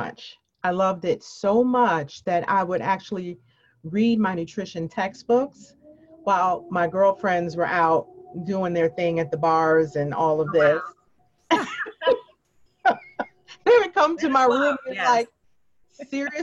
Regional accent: Chicago, Illinois, United States; moved away; I am originally from Chicago, Illinois.

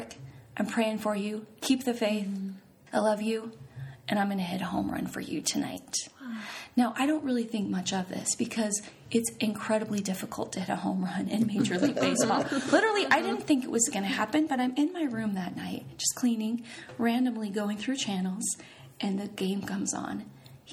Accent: Wyoming, United States; I'm from Wyoming

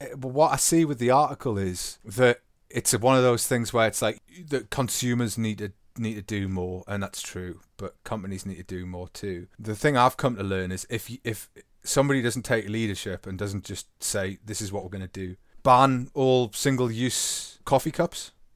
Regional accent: England, United Kingdom; to be English

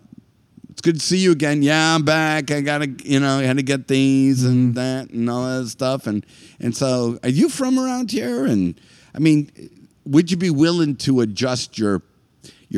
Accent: Northeast, United States; I am definitely from the Northeast

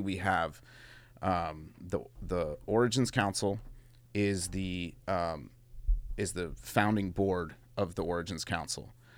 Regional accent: Mendocino, California, United States; cats I grew up with in Mendo

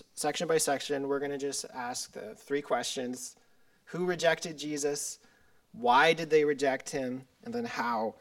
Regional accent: Silverton, Colorado, United States; I'm from Silverton, Colorado, in Southwest Colorado, a small little town

